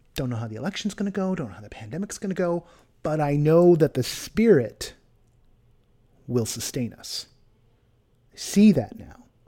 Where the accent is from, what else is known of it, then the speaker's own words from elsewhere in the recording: California, United States; moved away; my home state is on fire